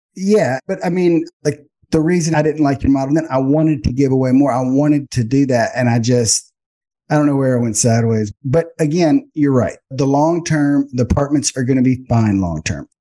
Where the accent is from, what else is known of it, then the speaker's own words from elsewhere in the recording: Baton Rouge, Louisiana, United States; I'm from Baton Rouge, Louisiana, went to LSU for finance